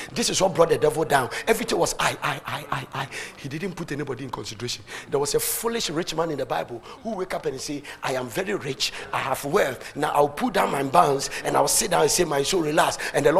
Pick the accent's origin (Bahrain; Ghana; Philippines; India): Ghana; English is a second language; now in United States; In America, Warren Buffett, Bill Gates, and then because I'm a Ghanaian, $5,000 soon as FBI vision.